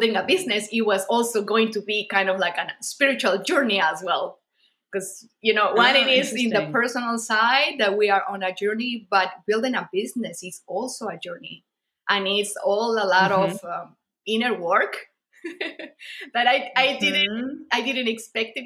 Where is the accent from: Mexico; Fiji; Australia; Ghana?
Mexico; I'm from Mexico as well